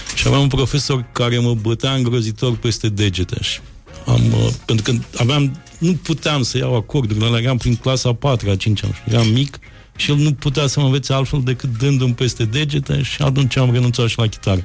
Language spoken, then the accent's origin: Romanian; Moldavia, Romania; eu sunt moldovean, moldovean